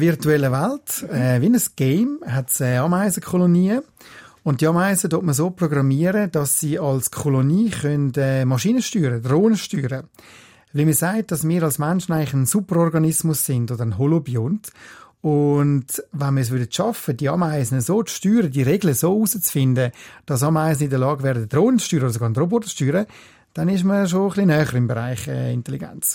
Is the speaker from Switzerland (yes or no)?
yes; Switzerland; also born or lived in United States; Wir in der Schweiz